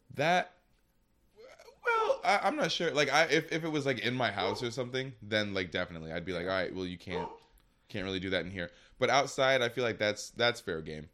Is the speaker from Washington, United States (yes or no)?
no; Michigan, United States; I'm from Michigan